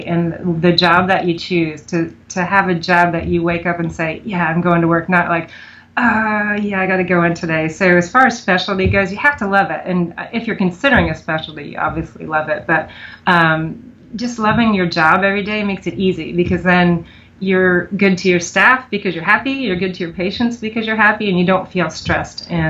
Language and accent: English; Pennsylvania, United States; moved away as an adult; now in Mount Pleasant, United States; I didn't grow up here. I grew up in Pennsylvania